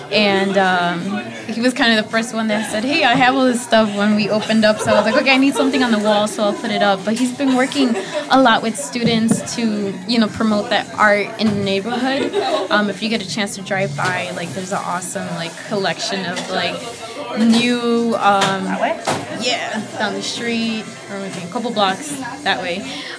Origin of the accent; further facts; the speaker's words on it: Guanajuato, Mexico; now in United States; But these are from my hometown in Mexico, from Guanajuato.